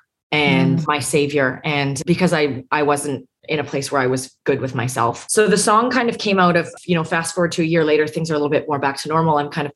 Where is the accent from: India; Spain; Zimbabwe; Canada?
Canada; moved away as an adult; now in Nashville, United States; I'm a Canadian citizen here